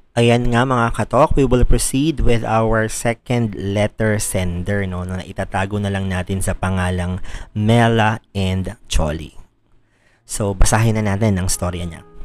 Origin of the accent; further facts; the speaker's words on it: Central Luzon, Philippines; I'm from Bulacan